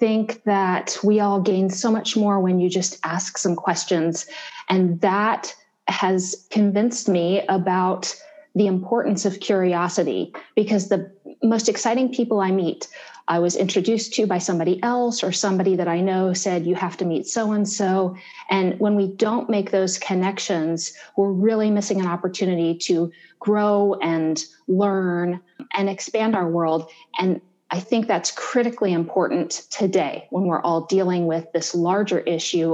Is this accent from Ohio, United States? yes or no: yes; Columbus, Ohio, United States; I'm from Columbus, Ohio, born and raised